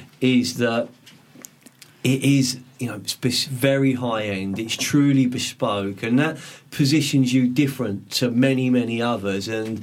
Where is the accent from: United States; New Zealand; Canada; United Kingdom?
United Kingdom; London; moved away as an adult; now in Sussex, United Kingdom; I grew up in West London. I grew up in Fulham, South West 6.